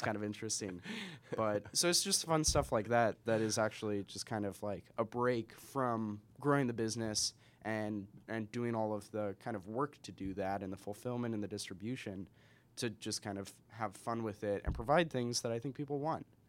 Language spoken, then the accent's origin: English; Spokane, Washington, United States; also born or lived in Seattle; I'm from Spokane.